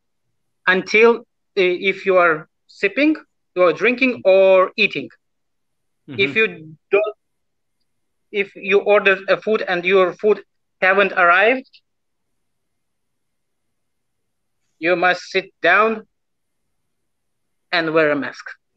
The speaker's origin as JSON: {"language": "English", "country": "Lithuania", "tie": "born or raised there", "second_language": "English", "said": "So I just born in Lithuania."}